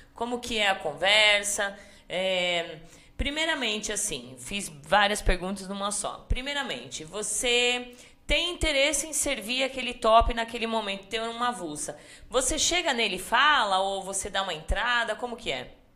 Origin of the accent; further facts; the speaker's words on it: Salto de Pirapora, São Paulo, Brazil; accent: Salto de Pirapora accent; o meu sotaque de Saldo de Pirapora